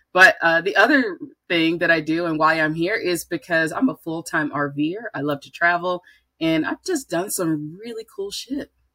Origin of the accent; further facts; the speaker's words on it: Birmingham, Alabama, United States; moved away as an adult; also born or lived in Atlanta; I grew up in Birmingham